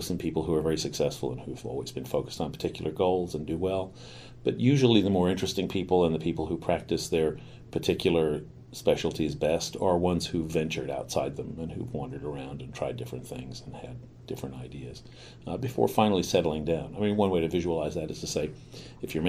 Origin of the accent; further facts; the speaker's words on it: New York, United States; I grew up in New York, in Manhattan, Midtown